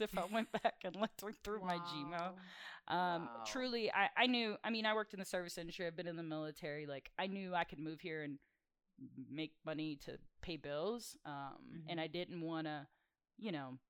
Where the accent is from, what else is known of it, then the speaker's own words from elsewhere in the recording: South Louisiana, United States; I'm from South Louisiana